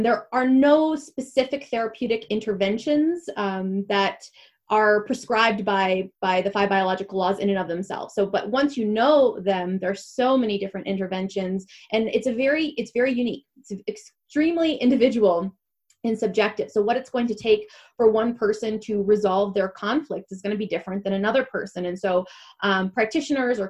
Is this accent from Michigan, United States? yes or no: yes; Michigan, United States; moved away; also born or lived in Atlanta; Every break when I came from Atlanta to Michigan to come home to my family